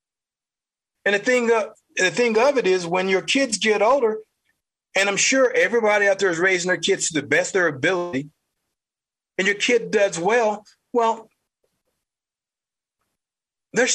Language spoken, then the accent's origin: English; the South, United States; accent: southern; my southern accent